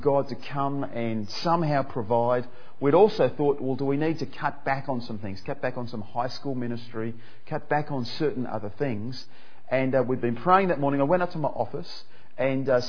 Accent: Perth, Western Australia, Australia; moved away as an adult; also born or lived in Papua New Guinea; now in Melbourne, Australia; I grew up in Perth, and I moved over here to Melbourne

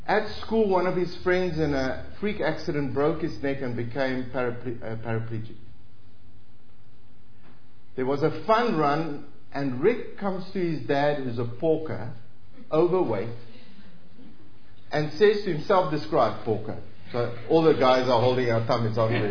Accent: South Africa

